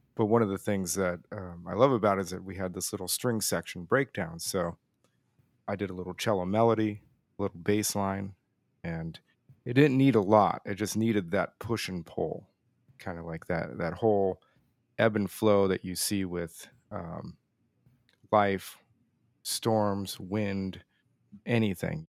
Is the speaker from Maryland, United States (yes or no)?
no; Tucson, Arizona, United States; moved away as an adult; also born or lived in Collegeville, Pennsylvania; I grew up in Tucson, Arizona